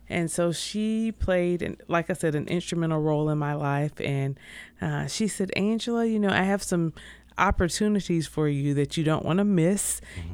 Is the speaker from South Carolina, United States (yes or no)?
yes; Greenville, South Carolina, United States; I am originally from Greenville, South Carolina. Grew up there